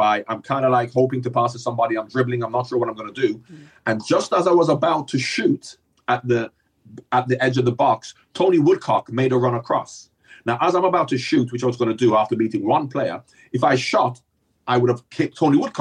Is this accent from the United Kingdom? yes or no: no; Jamaica; Growing up in Jamaica